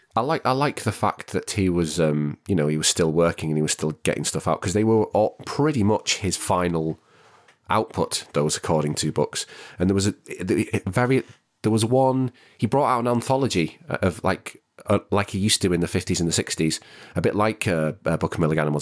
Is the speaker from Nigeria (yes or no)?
no; the Northwest, North West England, United Kingdom; I'm from the Northwest, it's not a very affluent area that I grew up